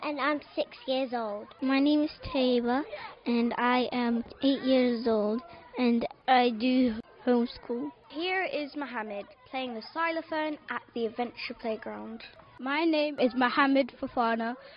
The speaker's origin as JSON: {"language": "English", "country": "Pakistan", "moved": "yes", "lives_now": "Bristol, United Kingdom", "said": "I'm from Pakistan"}